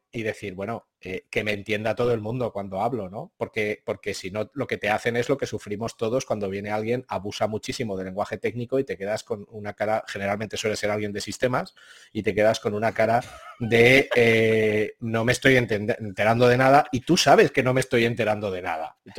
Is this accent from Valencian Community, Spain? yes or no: no; Zaragoza, Aragon, Spain; soy un zaragozano que nació eh, en 1975